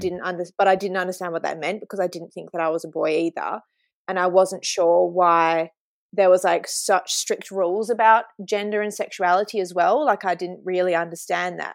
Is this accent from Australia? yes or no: yes; Kalgoorlie, Western Australia, Australia; I was born in Kalgoorlie Hospital and grew up here